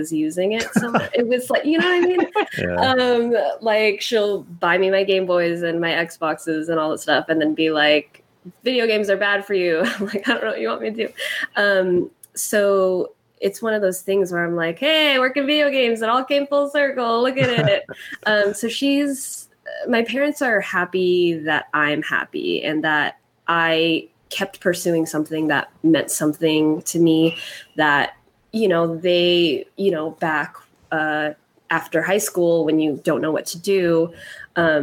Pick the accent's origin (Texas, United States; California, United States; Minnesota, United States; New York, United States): California, United States; Fairfield; I grew up in Fairfield, which is halfway between San Francisco and Sacramento, right in between